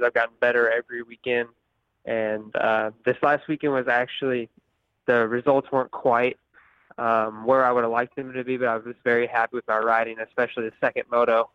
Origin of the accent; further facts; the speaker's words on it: Houston, Texas, United States; I'm originally from uh, the Houston area, so uh, we mostly have sand sand at my house at my track back in Texas. So I grew up riding sand since I was uh, just a little kid